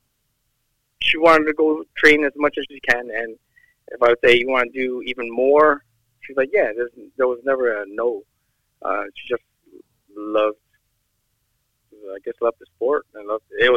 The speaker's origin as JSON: {"language": "English", "region": "New York", "country": "United States", "tie": "born or raised there", "said": "I'm born and raised in New York."}